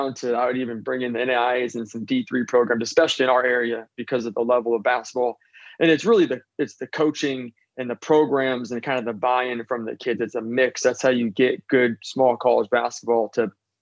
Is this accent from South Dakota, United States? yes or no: no; Seattle, Washington, United States; I grew up in Seattle